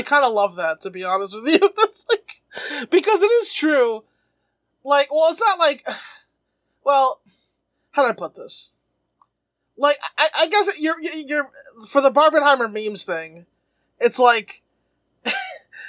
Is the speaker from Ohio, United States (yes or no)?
no; New York City, New York, United States; I am a New Yorker. I was in New York when it happened.